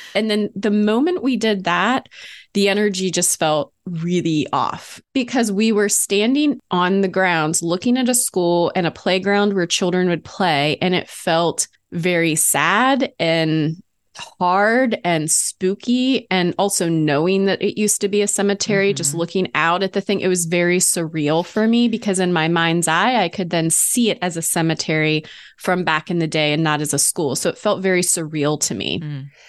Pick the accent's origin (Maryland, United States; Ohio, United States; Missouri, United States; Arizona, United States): Ohio, United States; I was born in Ohio